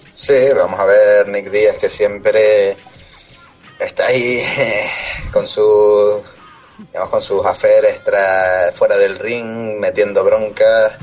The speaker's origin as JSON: {"language": "Spanish", "region": "Canary Islands", "country": "Spain", "said": "mi tierra y en la, lucha canaria"}